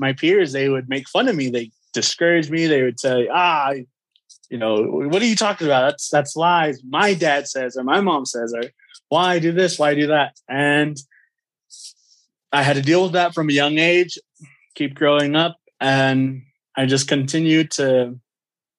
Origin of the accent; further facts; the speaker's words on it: United States; I grew up on the Navajo Nation reservation for most of my life, and I still reside on the res